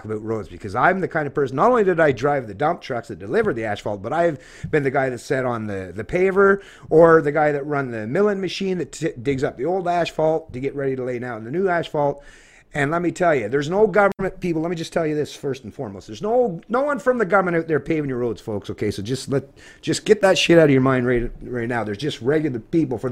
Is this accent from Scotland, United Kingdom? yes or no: yes; Scotland, United Kingdom; now in Canada; being a Scotsman